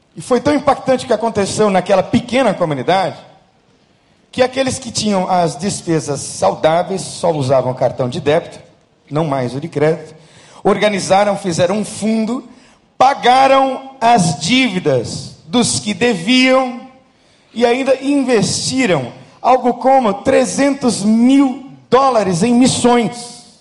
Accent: São Paulo, Brazil; eu nasci em São Paulo

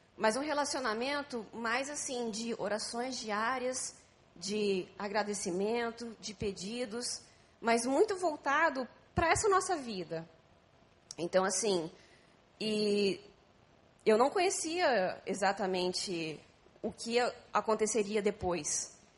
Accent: São Paulo, Brazil; moved away as an adult; now in Rio de Janeiro, Brazil; eu sou de São Paulo.

